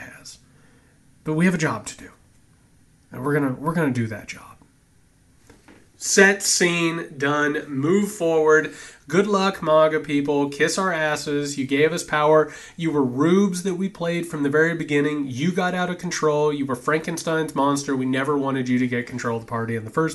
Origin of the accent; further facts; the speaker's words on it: Indiana, United States; I am a Hoosier. I come from Indiana